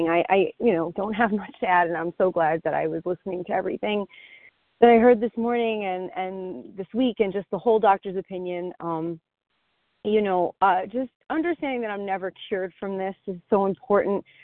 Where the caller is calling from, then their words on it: New Jersey, United States; from New Jersey.